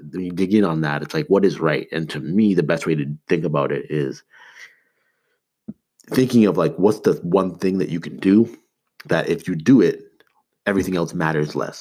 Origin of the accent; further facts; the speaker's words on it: Toronto, Ontario, Canada; growing up in Toronto